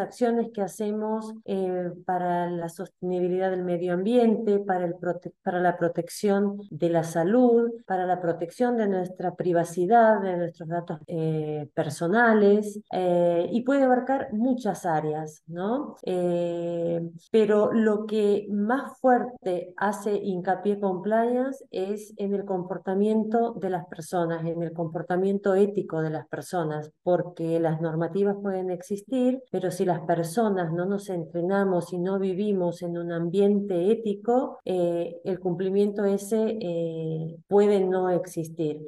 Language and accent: Spanish; Salta, Argentina; soy argentina, salteña, tengo 57 años.